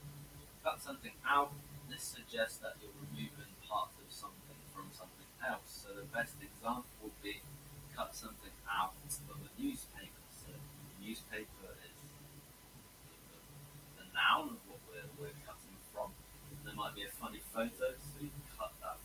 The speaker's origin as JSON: {"language": "English", "region": "England", "country": "United Kingdom", "tie": "born or raised there", "said": "So I come from England. That just means I'm from England, I was born in England."}